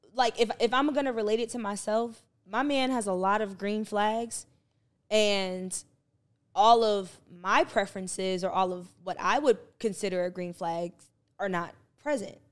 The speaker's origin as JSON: {"language": "English", "region": "New Jersey", "country": "United States", "said": "I'm from Jersey"}